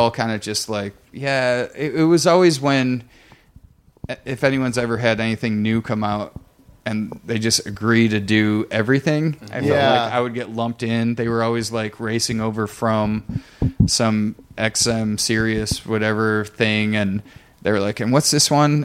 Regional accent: Blissfield, Michigan, United States; moved away; I'm from Blissfield, Michigan, which is full farms

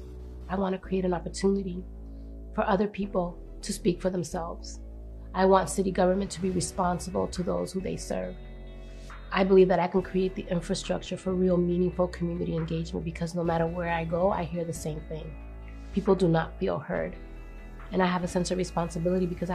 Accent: Boston, Massachusetts, United States; English is a second language; also born or lived in Dominican Republic; I'm from Dorchester. I came to this country when I was 5 years old

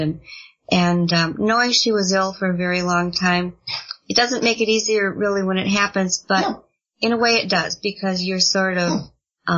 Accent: Elkhorn, Wisconsin, United States; my hometown of Elkhorn, Wisconsin

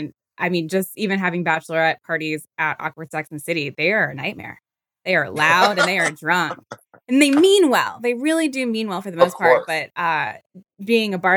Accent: Virginia, United States; moved away as an adult; we're from Virginia

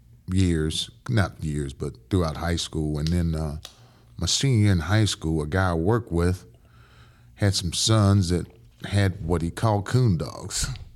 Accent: Dayton, Ohio, United States; also born or lived in Brooklyn; I was born in Brooklyn. And we moved to Dayton, Ohio.

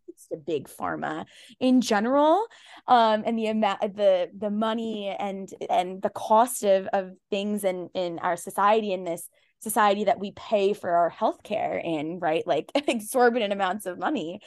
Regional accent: Pakistan; I'm Pakistani, I'm Muslim

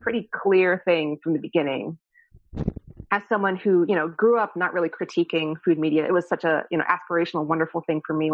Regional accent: New York City, New York, United States; I grew up in just around New York, right? In the city

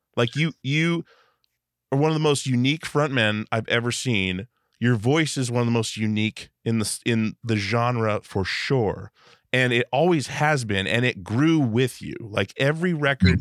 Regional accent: Alaska, United States; now in Portland, United States; I'm I'm from Alaska

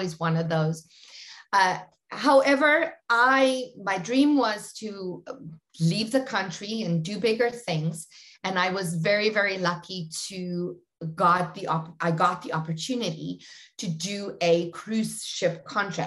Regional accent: South Africa; I born and raised in very small industrial town in South Africa, about 80 kilometers south of Johannesburg

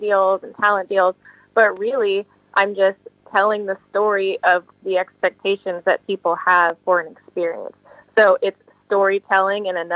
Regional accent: Manassas, Virginia, United States; also born or lived in Charlottesville, Virginia; now in California, United States; I am from Manassas, Virginia. That's where I grew up predominantly in my youth.

